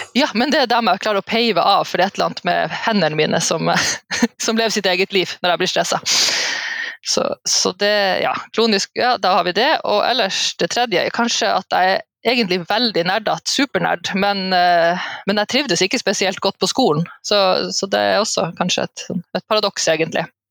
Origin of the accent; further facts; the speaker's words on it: Alta and Tromsø, Troms og Finnmark, Norway; fra Alta og Tromsø, altså litt fra begge de plassene